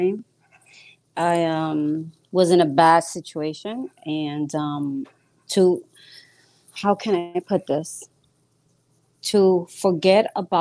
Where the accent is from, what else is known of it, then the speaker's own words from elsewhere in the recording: New York City, New York, United States; moved away; I'm from Brooklyn, New York